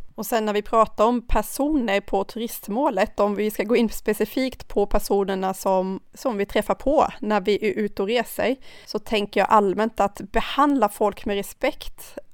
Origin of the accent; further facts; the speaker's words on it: Karlskrona, Blekinge, Sweden; also born or lived in Thailand; now in Stockholm, Sweden; Jag kommer från Karlskrona